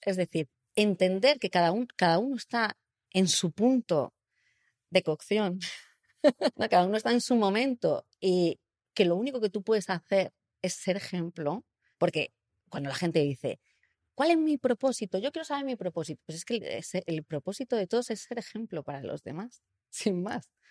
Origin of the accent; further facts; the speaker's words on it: Spain; yo nací en Europa, en el sur de Europa